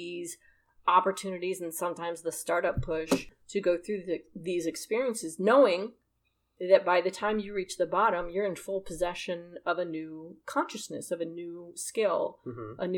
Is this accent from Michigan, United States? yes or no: no; Massachusetts, United States; as I am from Massachusetts